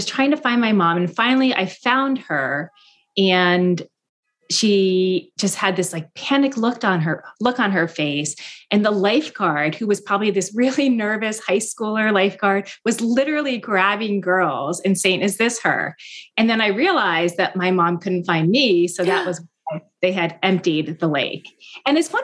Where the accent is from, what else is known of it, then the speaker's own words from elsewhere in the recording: Mendham, New Jersey, United States; now in Boston, United States; my hometown, Mendham, New Jersey. I did grow up in this bubble